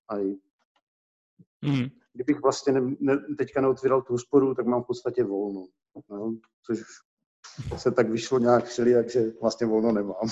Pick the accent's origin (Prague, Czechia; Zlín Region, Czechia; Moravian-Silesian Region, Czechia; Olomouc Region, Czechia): Olomouc Region, Czechia; Olomouc; Z Olomouci jsem původně, jsem a rodilej.